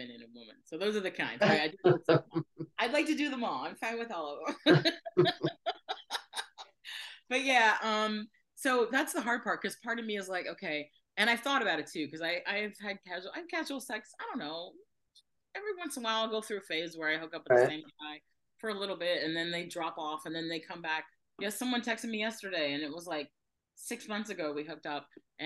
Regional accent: Fort Lauderdale, Florida, United States; I grew up in Fort Lauderdale

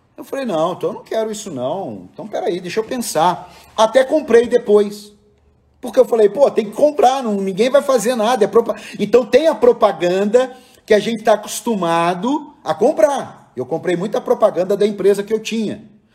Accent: Cruzeiro, São Paulo, Brazil; moved away; lá na minha cidade de Cruzeiro

